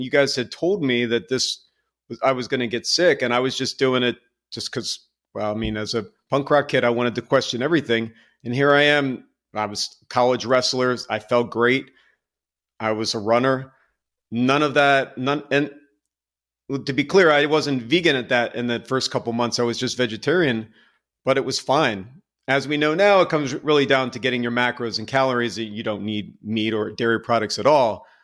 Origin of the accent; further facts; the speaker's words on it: Lansdowne, Pennsylvania, United States; I grew up in a Catholic, uh, household right outside of Philadelphia in a very small, I would almost say insignificant town called Lansdowne, Pennsylvania.